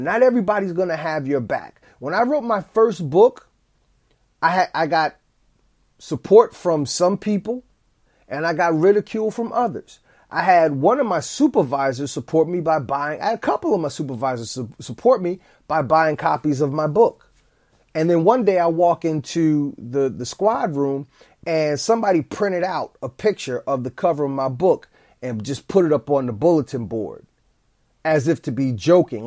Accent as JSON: {"language": "English", "town": "East Orange", "region": "New Jersey", "country": "United States", "tie": "born or raised there", "said": "the school that I went to as a child in my hometown of East Orange, New Jersey"}